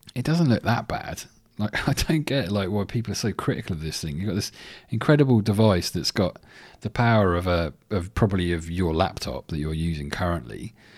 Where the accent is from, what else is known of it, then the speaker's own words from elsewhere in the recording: England, United Kingdom; now in Sydney, Australia; I'm English